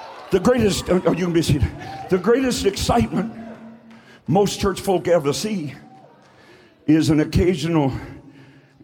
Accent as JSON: {"language": "English", "town": "Buck Creek", "country": "United States", "said": "I'm from Buck Creek"}